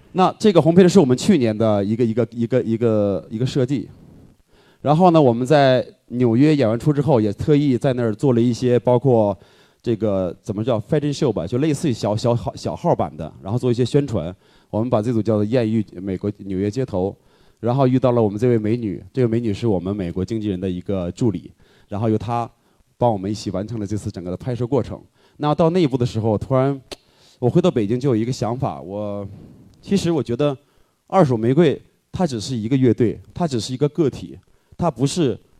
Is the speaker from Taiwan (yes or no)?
no; Northeast China, China; moved away as an adult; now in Beijing, China; 因为我是东北人嘛